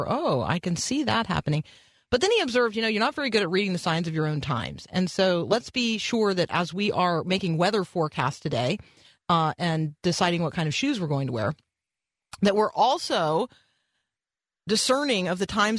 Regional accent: Indiana, United States; born there; Did and you know I was born in Indiana?

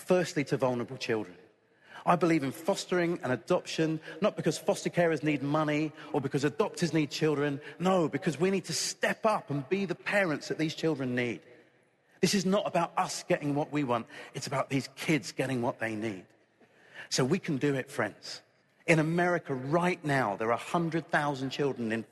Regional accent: United Kingdom; I'm British

